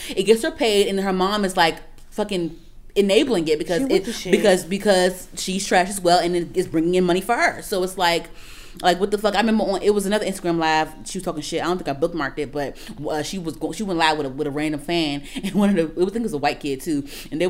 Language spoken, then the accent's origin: English; New York, United States; Like I said, I come from New York too.